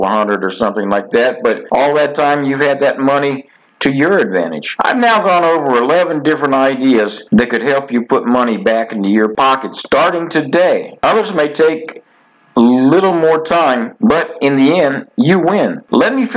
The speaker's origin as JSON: {"language": "English", "region": "Florida", "country": "United States", "tie": "born or raised there", "said": "growing up in Florida"}